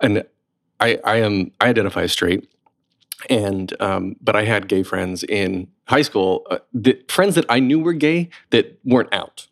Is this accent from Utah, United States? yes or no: no; North Carolina, United States; moved away; also born or lived in Raleigh; I grew up in North Carolina too